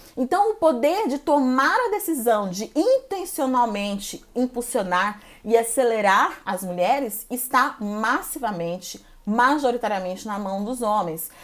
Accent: Goiânia, Goiás, Brazil; now in São Paulo, Brazil; Eu sou brasileira, sou natural de Goiânia, Goiás, moro e trabalho atualmente em São Paulo

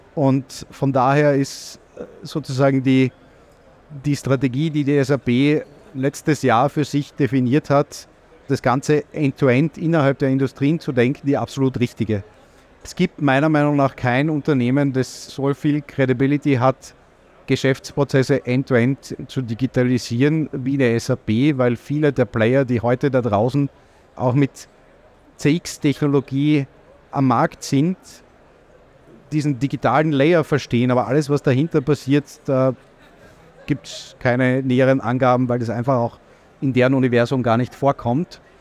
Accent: Austria; als Österreicher

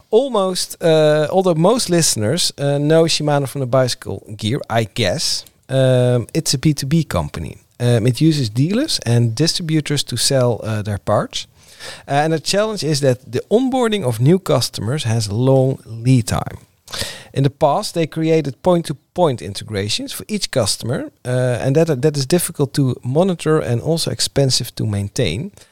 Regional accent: Netherlands; accent: Dutch; English is a second language; I'm speaking English, or at least I, I try to. I, I will do my best, with a little bit Dutch accent, I guess.

